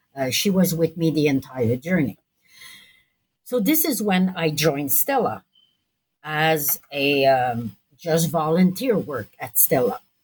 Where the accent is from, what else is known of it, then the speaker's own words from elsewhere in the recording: Montreal, Quebec, Canada; I'm from Montreal